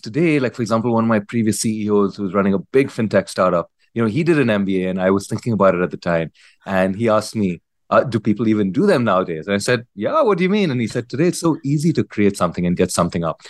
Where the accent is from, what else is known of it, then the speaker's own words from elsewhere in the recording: India; moved away as an adult; also born or lived in United States; I grew up in India, uh, completed high school here